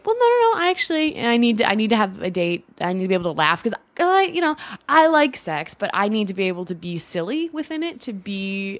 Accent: Midwest, United States; now in New York, United States; I find this be very interesting because when I'm from the Midwest

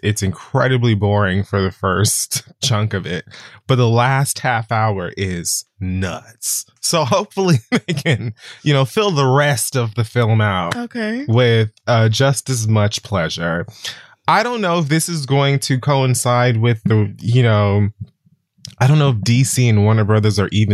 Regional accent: Jamaica; moved away; also born or lived in Harlem, New York; as a Jamaican who's lived in Harlem

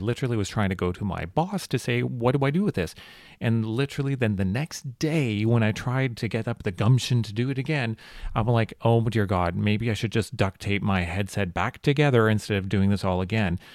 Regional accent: Vancouver, British Columbia, Canada; I'm from Vancouver

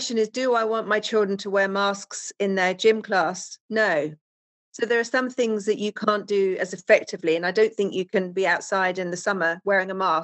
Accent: England, United Kingdom; now in Wellington, Florida, United States; you can obviously hear by my accent, I'm from England originally.

